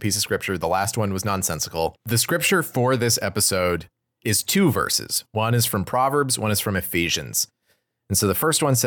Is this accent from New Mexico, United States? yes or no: yes; McKinley County, New Mexico, United States; I'm from McKinley County, New Mexico